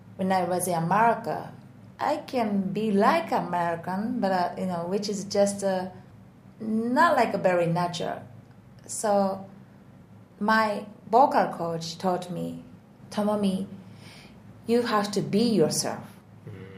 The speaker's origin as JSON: {"language": "English", "country": "Japan", "tie": "born or raised there", "also_born_or_lived": "United States / Netherlands", "second_language": "English", "moved": "as an adult", "said": "I was born in Japan as a Japanese"}